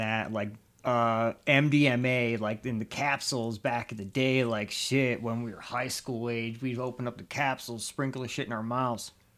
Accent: Chicago, Illinois, United States; moved away; I'm originally, like I said, from Chicago

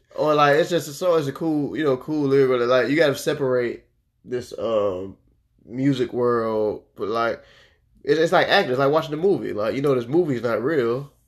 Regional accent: Orlando, Florida, United States; I grew up in Orlando

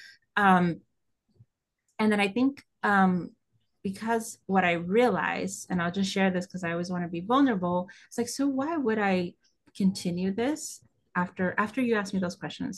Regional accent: West Coast, United States; moved away as an adult; now in New York, United States; I grew up on the West Coast.

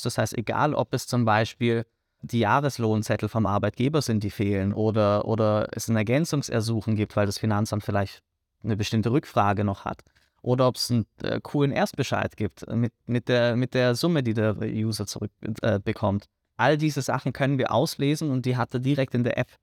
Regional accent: Germany; moved away as an adult; now in Vienna, Austria; Ich komme äh, aus Deutschland.

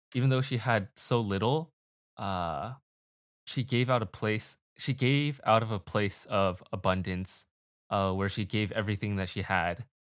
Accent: United States; I'm Asian American

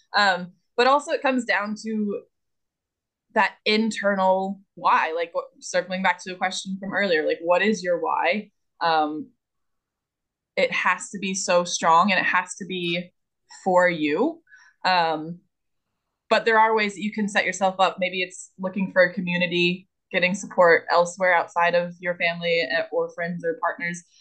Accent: the South, United States; I'm from the South

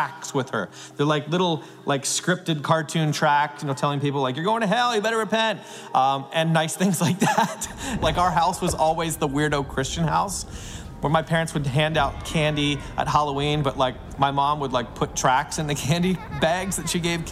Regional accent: Canada; I'm a Canadian

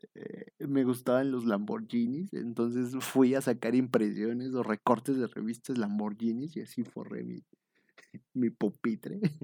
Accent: eastern State of Mexico, Mexico; soy del Oriente Estado de México y pues ahí, este, pues ahí nos dedicamos nosotros igual a hacer la limpieza del salón

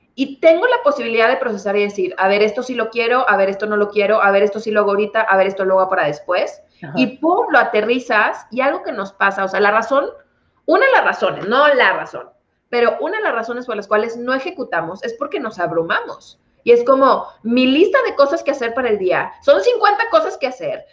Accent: Monterrey, Nuevo León, Mexico; yo soy originaria de Monterrey

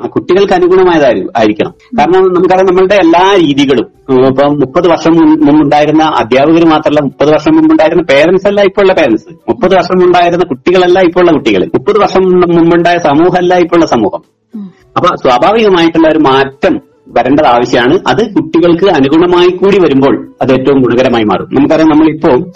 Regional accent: Balussery, Kerala, India; moved away as an adult; now in Wayanad, India; ഞാൻ പഠിച്ചതും വളർന്നതൊക്കെ വയനാട് ജില്ലയിലല്ല കോഴിക്കോട് ജില്ലയിലാണ് കോഴിക്കോട് ജില്ലയിലെ ബാലുശ്ശേരി പഞ്ചായത്തിലാണ് ഞാൻ ജനിച്ചത്

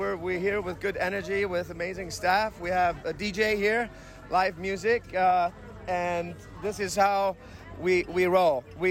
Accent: Hungary; now in Sonoma, United States; I'm not from here. I was born in Hungary, like in Eastern Europe

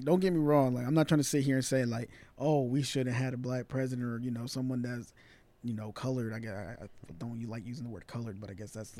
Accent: Atlanta, Georgia, United States; also born or lived in Los Angeles, California; I was born in Los Angeles and I was raised in Atlanta.

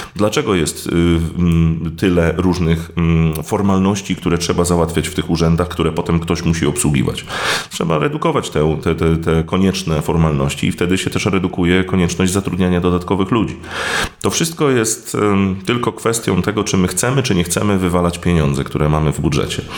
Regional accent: Gdynia, Pomeranian Voivodeship, Poland; Ja jestem z Gdyni

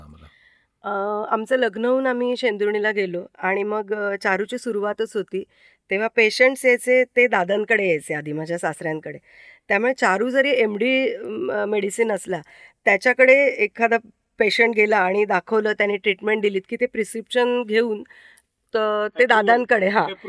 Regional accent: Mumbai, Maharashtra, India; moved away as an adult; now in Shendurni, India; माझं माहेर दादरचं भवानी शंकर रोड वरचं गोखलेवाडीतलं ते वीस दारं असलेलं एक कुटुंब अशी ती चाळ होती

